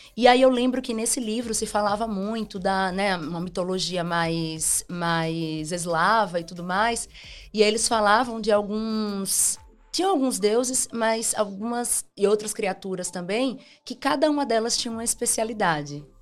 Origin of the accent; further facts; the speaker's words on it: Simão Dias, Sergipe, Brazil; moved away; also born or lived in Aracaju; eu nasci em Aracaju, mas eu fui criado em Simão Dias